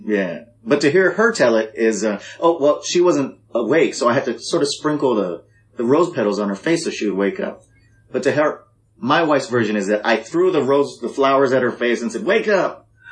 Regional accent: Hawaii, United States; I'm a guy from Hawaii

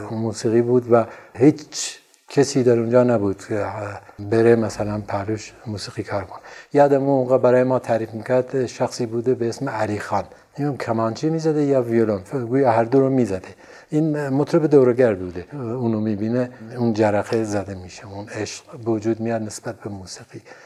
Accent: Sanandaj, Kurdistan, Iran; also born or lived in Urmia; من بچه سنندج هستم اما تو ارومیه به دنیا اومدم

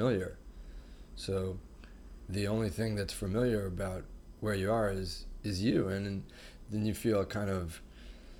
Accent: New Jersey, United States; moved away as an adult; also born or lived in California; I'm from New Jersey

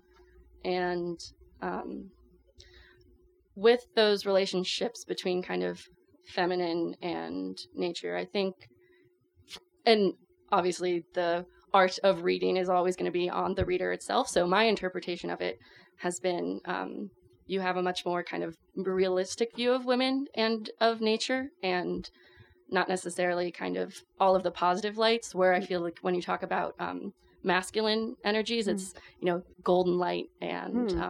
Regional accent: Florida, United States; Disclosure, I am from Florida.

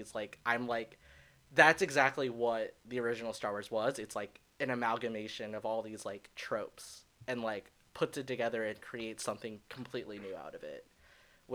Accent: Anaheim, California, United States; moved away as an adult; now in San Francisco, United States; I grew up in Anaheim

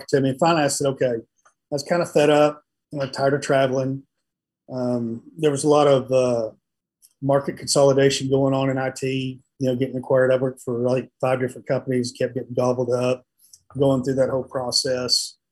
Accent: West Texas, United States; I was growing up in West Texas

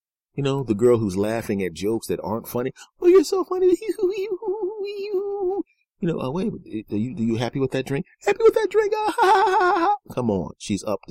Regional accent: Philadelphia, Pennsylvania, United States; I grew up in Philadelphia.

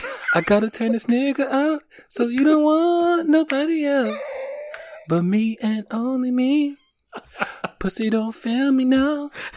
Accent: Detroit, Michigan, United States; You know, cause I am from Detroit.

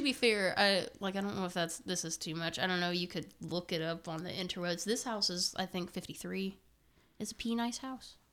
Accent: Indiana, United States; we're from Indiana

